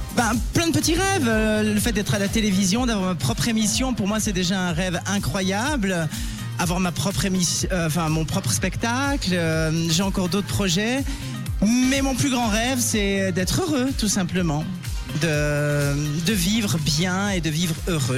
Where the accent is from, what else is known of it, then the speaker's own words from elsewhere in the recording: Valais, Switzerland; Sion en Valais puisque je suis valaisanne.